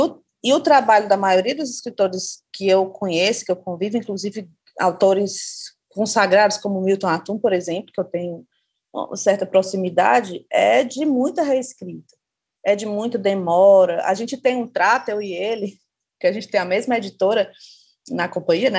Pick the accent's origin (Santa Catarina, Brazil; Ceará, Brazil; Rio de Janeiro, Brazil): Ceará, Brazil; Fortaleza; eu moro em Fortaleza, sou de Fortaleza, no Ceará